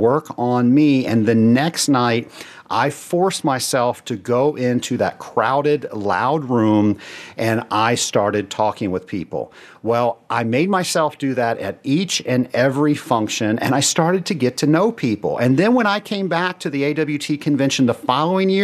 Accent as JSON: {"language": "English", "town": "Atlanta", "region": "Georgia", "country": "United States", "tie": "born or raised there", "said": "Atlanta, my hometown"}